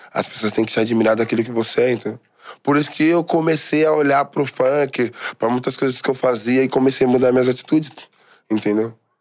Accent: São Paulo, Brazil; eu sou de Guaianazes

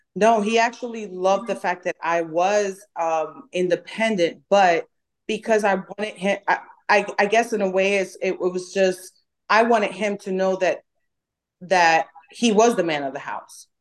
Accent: New York, United States; accent: New York; also born or lived in Dominican Republic; now in Dallas, United States; I'm from New York, I have an accent. Um, people think that I am rude or people think that I'm aggressive because of the way I talk

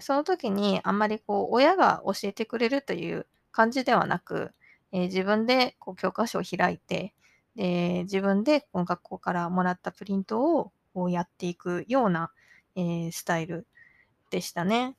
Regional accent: Okinawa, Japan; moved away as an adult; also born or lived in Chiba Prefecture, Japan; now in Canada; 千葉県生まれ沖縄育ちカナダ在住10年を迎えた私

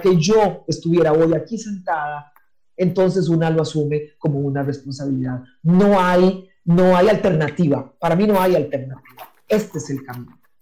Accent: San José, Costa Rica; first language English; moved away as an adult; also born or lived in Zimbabwe; Yo, yo no nací en Limón, yo nací en San José, crecí en la capital del país

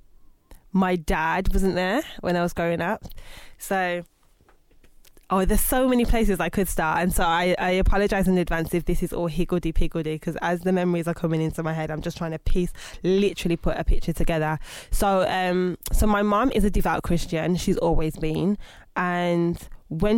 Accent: Birmingham, West Midlands, United Kingdom; moved away as an adult; now in London, United Kingdom; I'm originally from Birmingham. Born in 1986

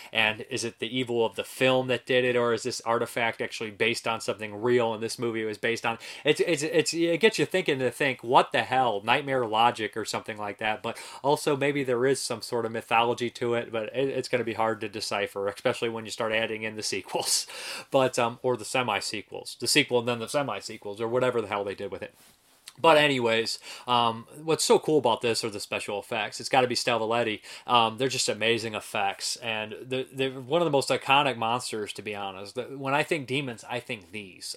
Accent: Ohio, United States; I'm from Ohio

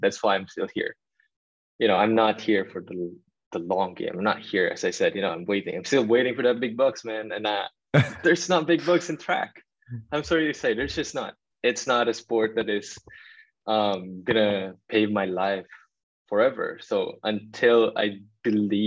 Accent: Manila, Metro Manila, Philippines; moved away; me being a Filipino, growing up in Tondo

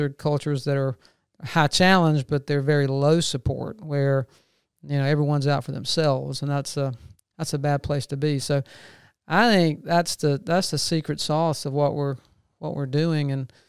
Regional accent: Macon, Georgia, United States; now in Athens, United States; I grew up in Macon and stayed there for a number of years and was transferred to Atlanta with the bank I was with and worked there for about 25 years.

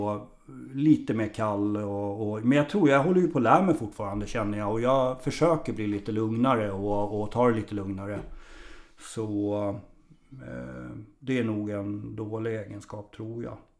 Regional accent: Tumba, Stockholm County, Sweden; born or raised there

